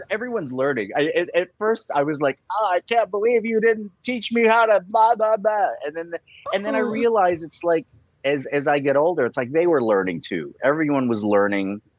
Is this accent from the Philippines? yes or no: yes; Philippines; because I'm Filipino, I, that came pretty naturally.